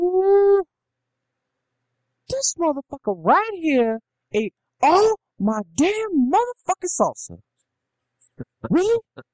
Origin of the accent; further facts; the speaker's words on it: Bronx, New York, United States; I'm from the Bronx. You don't even want to fuck with me right now.